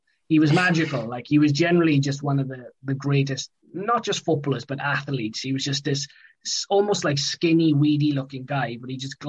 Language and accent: English; Swansea, Wales, United Kingdom; growing up in Swansea